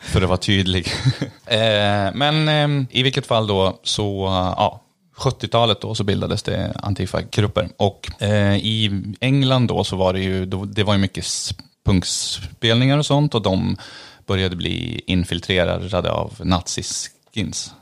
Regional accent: Eskilstuna, Södermanland, Sweden; jag är från Eskilstuna

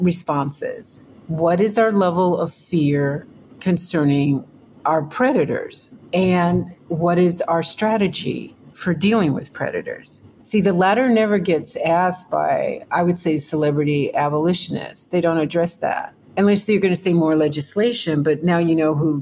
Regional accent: Texas, United States; I grew up in Texas

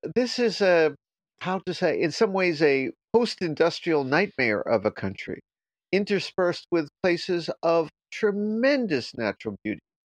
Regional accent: South Florida, United States; I grew up in Florida, a few miles from the beach

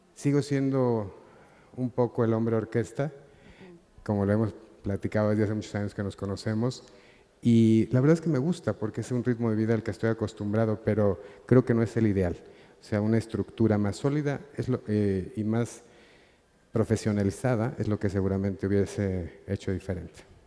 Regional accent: Mexico; lo apasionado que yo me siento por ser mexicano

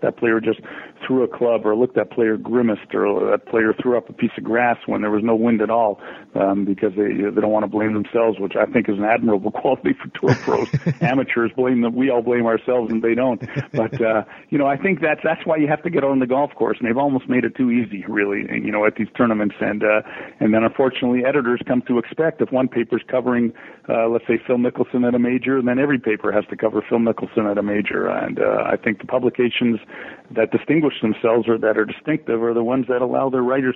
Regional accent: Canada; being Canadian

